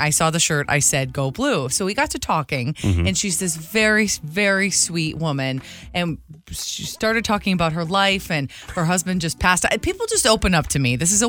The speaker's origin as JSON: {"language": "English", "area": "near Riverview", "region": "Michigan", "country": "United States", "tie": "born or raised there", "said": "which was right near my hometown."}